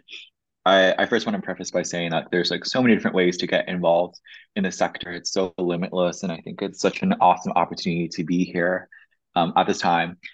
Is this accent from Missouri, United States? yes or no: no; Flower Mound, Texas, United States; I grew up in Dallas, Texas